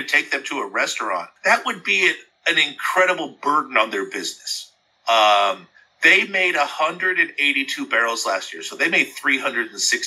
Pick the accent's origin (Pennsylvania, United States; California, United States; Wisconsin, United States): California, United States; Southern; growing up in Southern California